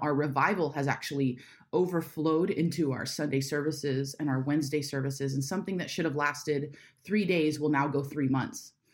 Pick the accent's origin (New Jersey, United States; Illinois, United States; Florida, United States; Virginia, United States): Florida, United States; Jacksonville; I'm from Jacksonville